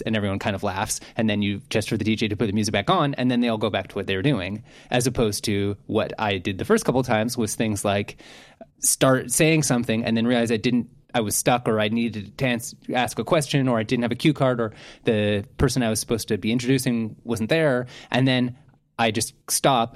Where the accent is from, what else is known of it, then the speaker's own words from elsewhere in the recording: Canada; I'm Canadian